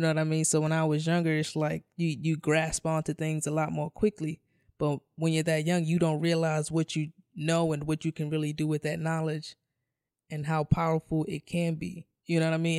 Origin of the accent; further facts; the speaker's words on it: New York City, New York, United States; I come from, I come from New York City housing